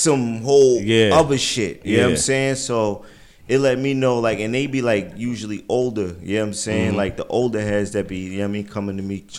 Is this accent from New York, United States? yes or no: yes; Amityville, New York, United States; I'm from Amityville.